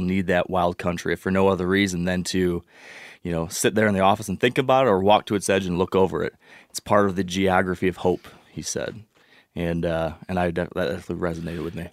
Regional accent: Michigan, United States; I'm from Michigan

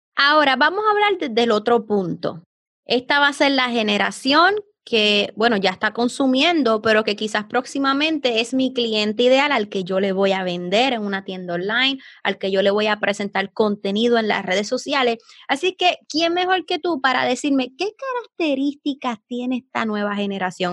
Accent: Puerto Rico; somos de Puerto Rico

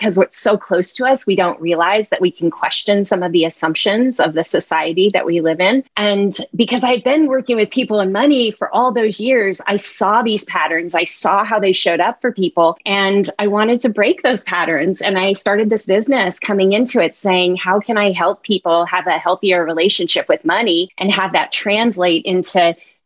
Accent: Bay Area, California, United States; I grew up in the Bay Area

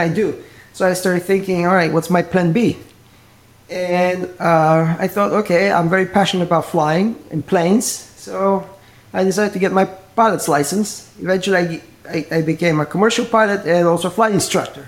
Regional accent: Bulgaria; moved away as an adult; now in United States; Originally from Bulgaria, and I moved to the U.S. a little over 30 years ago to study music.

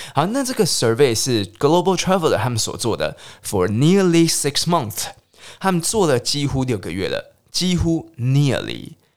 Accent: Taiwan; 总之我们台湾人都喜欢跑出去日本、韩国，然后或是去泰国、越南等等等地方玩

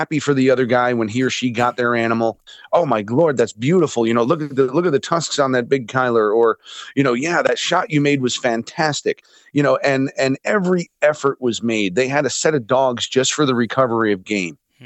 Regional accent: United States; as an American hunter

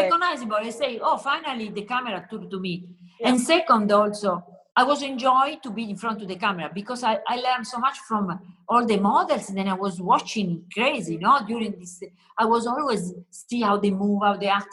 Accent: Southern Italy, Italy; English is a second language; moved away; I come from South Italy, where it's typical, no, colorful, joyful.

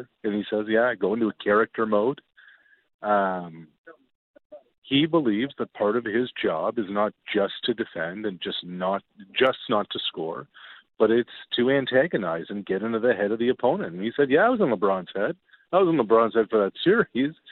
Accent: Canada; being Canadian

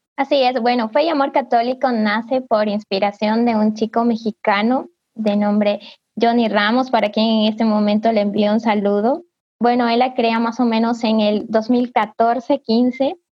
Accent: Cariamanga, Loja, Ecuador; soy de Ecuador, al sur, en la provincia de Loja, en la ciudad de Cariamanga

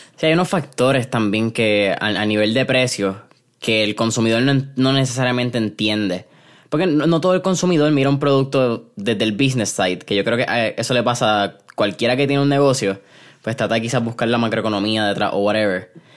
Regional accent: Puerto Rico; como puertorriqueños

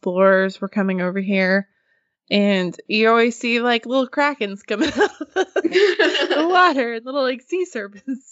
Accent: Norfork Lake, Arkansas, United States; I grew up on Norfolk Lake in Arkansas. So I grew up less than a quarter of a mile from the lake

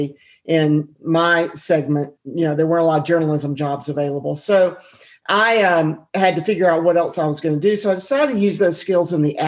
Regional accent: Atlanta, Georgia, United States; I grew up in Atlanta eating Chick-fil-A

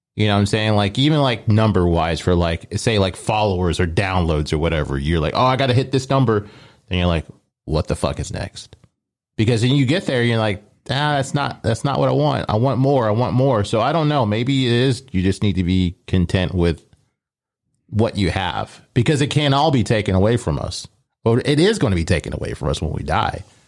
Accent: Omaha, Nebraska, United States; I grew up in Omaha

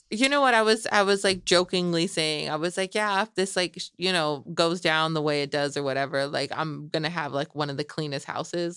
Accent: Salinas, California, United States; also born or lived in Michoacán, Mexico; we're here where we grew up in Salinas

